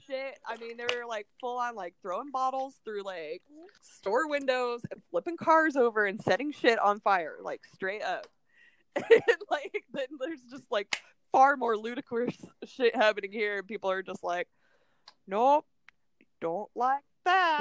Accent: Ohio, United States; moved away; I'm from Ohio

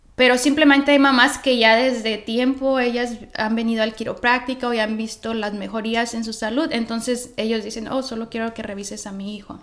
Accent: Michoacán, Mexico; moved away as an adult; also born or lived in Los Angeles, United States; soy originalmente de Michoacán, pero a los 19, 20 años vine a Los Ángeles

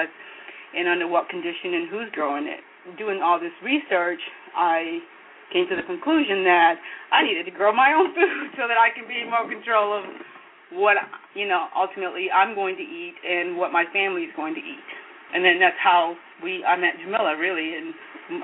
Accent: Kenya; moved away; I'm from Kenya, so, I grew up on the land.

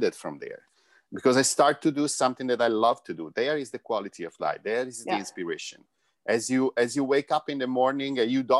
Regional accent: Florence, Tuscany, Italy; moved away; I'm from Florence

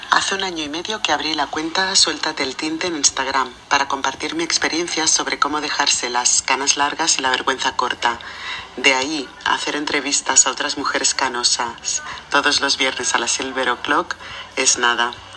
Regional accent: Barcelona, Catalonia, Spain; now in Paris, France; vivo en París, Francia, aunque soy de Barcelona, España.

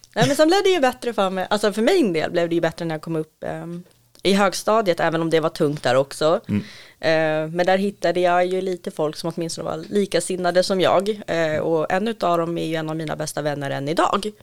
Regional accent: Stockholm, Stockholm County, Sweden; uppvuxen och född i södra Stockholm

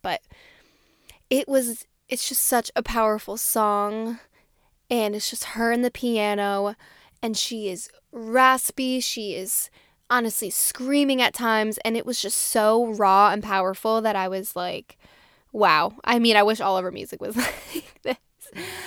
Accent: New Jersey, United States; I'm from New Jersey

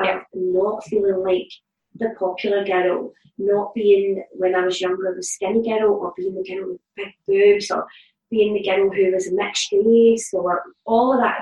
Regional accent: Glasgow, Scotland, United Kingdom; I grew up in the East End of Glasgow, in the Calton

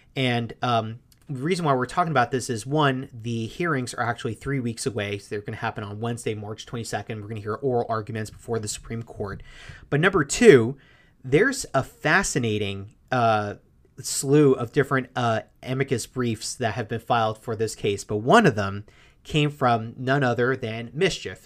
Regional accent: New York City, New York, United States; I grew up in Queens

